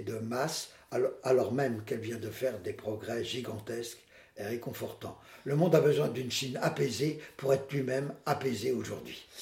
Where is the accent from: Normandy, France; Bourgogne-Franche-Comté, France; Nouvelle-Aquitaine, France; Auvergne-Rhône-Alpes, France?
Nouvelle-Aquitaine, France; Poitiers; je viens de Poitiers